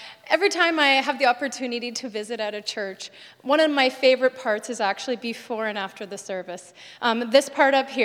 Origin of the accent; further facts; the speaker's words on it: Alberta, Canada; also born or lived in Saskatchewan; now in British Columbia, Canada; My parents ran the MCC festivals in Alberta when it was in the north